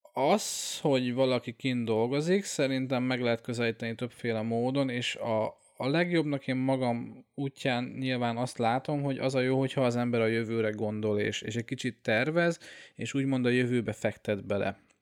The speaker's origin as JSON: {"language": "Hungarian", "country": "Hungary", "also_born_or_lived": "Austria", "moved": "as an adult", "said": "hazaköltöztem Ausztriából"}